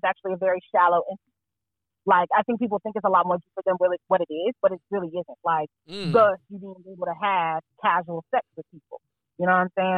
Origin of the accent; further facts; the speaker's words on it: Fayetteville, North Carolina, United States; now in Durham, United States; I'm from Fayetteville